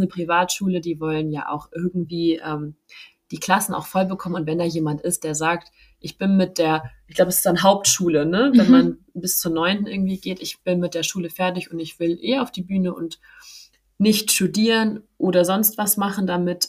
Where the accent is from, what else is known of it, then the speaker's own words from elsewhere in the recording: Hamburg, Germany; ich komme ja aus Hamburg